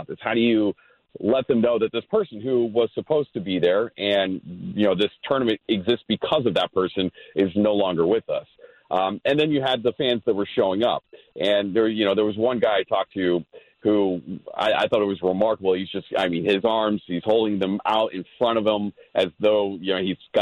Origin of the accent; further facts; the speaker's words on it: Philadelphia, Pennsylvania, United States; moved away as an adult; now in Los Angeles, United States; I'm from Philadelphia